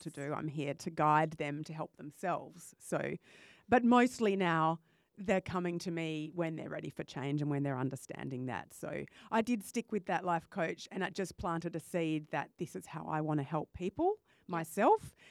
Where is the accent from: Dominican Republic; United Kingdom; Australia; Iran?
Australia; Perth, Western Australia; I was born in Perth and came back